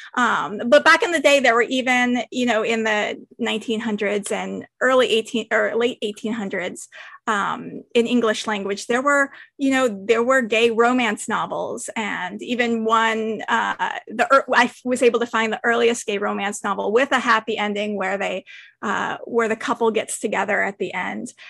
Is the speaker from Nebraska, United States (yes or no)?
no; San Francisco, California, United States; I grew up in San Francisco